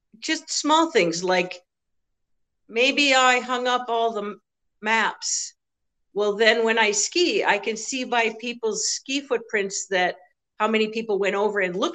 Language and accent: English; Massachusetts, United States; moved away as an adult; now in Copper Country, Michigan, United States; I'm originally from Massachusetts